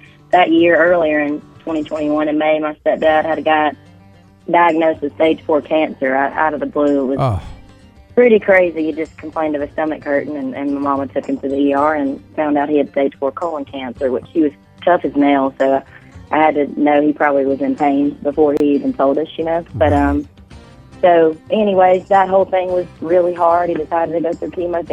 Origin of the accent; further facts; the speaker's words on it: Phenix City, Alabama, United States; now in Nashville, United States; I'm from Phoenix City, Alabama, as you know, and I got to go back and hang out with my mama